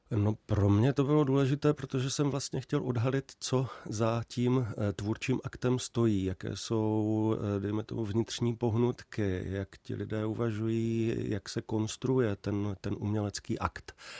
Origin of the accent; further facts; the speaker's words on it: near Uherské Hradiště, Zlín Region, Czechia; also born or lived in Olomouc; pocházím eh, kousek od Uherského hradiště